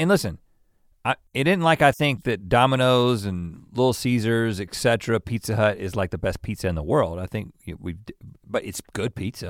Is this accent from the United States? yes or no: yes; Los Angeles, California, United States; Now, again, we're from Los Angeles. We know what a freaking tortilla chip is.